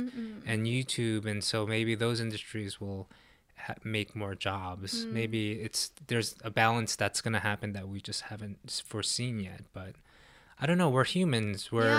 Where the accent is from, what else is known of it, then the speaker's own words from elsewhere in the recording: New York, United States; moved away; also born or lived in New Jersey; when I was growing up in New York, like in the 80s, early 90s, I lived in Times Square.